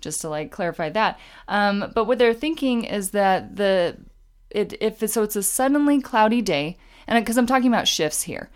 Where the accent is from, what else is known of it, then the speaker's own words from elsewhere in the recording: Utah, United States; we're from Utah